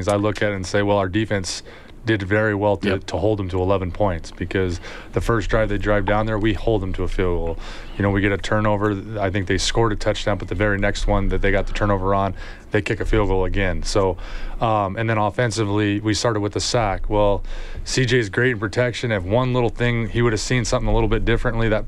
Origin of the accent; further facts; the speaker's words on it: Wisconsin, United States; moved away as an adult; also born or lived in Oregon; now in Edmonton, Canada; I was born in Wisconsin